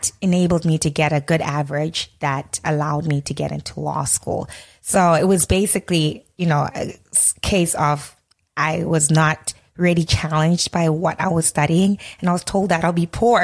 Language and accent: English; Harare, Zimbabwe; moved away as an adult; also born or lived in Cape Town, South Africa; now in Toronto, Canada; growing up in Harare, or, you know, going to school